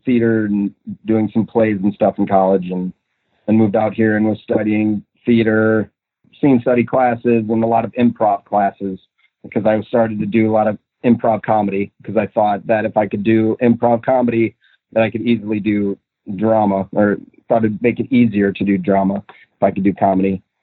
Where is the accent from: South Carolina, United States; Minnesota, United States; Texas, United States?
Minnesota, United States; moved away; I'm originally from Minnesota.